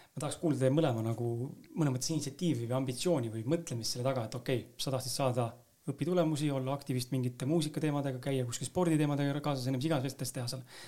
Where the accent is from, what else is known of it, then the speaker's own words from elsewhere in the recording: Tallinn, Harju County, Estonia; ma ise olen ka Lasnamäelt samamoodi pärit